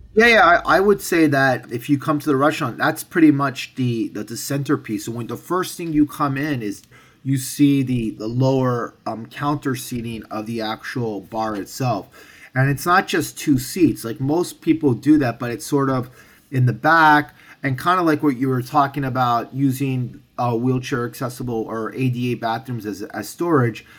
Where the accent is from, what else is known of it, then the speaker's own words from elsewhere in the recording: New York, United States; I'm born and raised in New York. Both of my parents are from France